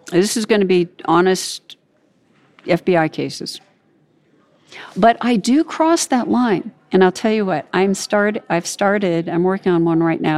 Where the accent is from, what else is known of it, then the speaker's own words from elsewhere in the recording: California, United States; I grew up in California